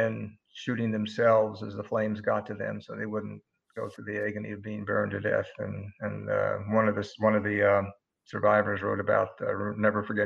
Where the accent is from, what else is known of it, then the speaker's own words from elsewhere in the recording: Tennessee, United States; also born or lived in Virginia; I was born in Virginia and grew up in Tennessee